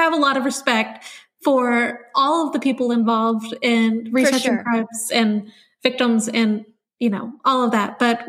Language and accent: English; Keller, Texas, United States; We grew up in Texas, Keller, Texas